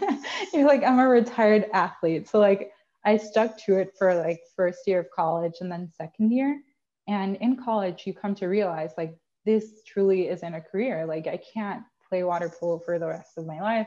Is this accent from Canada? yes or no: no; Puerto Rico; I am from Puerto Rico. I am from a tiny, tiny town in the west side of Puerto Rico called Maya